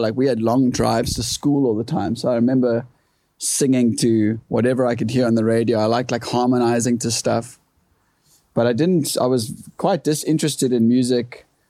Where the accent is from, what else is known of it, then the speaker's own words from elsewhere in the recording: Kommetjie, Western Cape, South Africa; first language English; growing up in Korm